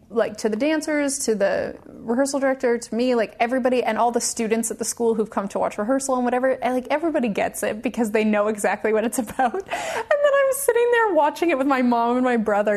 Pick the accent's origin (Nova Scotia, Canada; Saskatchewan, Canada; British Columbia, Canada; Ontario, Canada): British Columbia, Canada; Victoria; moved away; a ballet school in my hometown, in Victoria